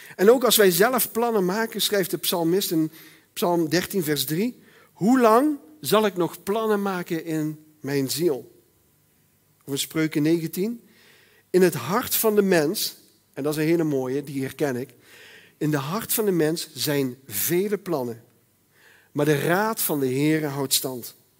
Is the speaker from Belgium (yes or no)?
no; Netherlands; ik ben Nederlander.